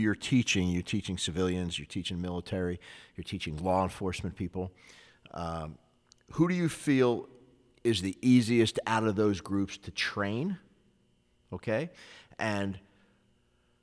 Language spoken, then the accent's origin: English; Philadelphia, Pennsylvania, United States; I got involved in some street fights growing up in Philly